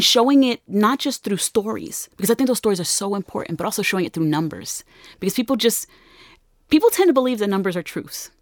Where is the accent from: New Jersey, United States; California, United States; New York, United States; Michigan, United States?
New Jersey, United States; Newark; I'm from Newark